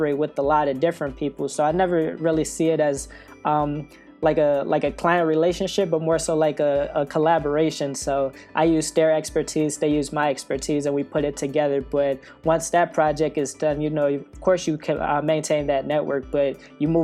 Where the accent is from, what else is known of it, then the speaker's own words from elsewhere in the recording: Detroit, Michigan, United States; moved away as an adult; also born or lived in New York; I'm originally from Detroit, Michigan, but I lived in New York for I guess like the past 3 years.